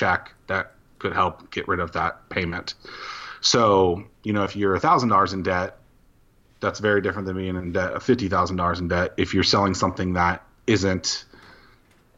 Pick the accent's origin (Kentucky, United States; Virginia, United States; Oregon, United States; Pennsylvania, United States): Virginia, United States; Norfolk; Southeastern Virginia. So Norfolk, Virginia is the specific city, about 20 minutes from Virginia Beach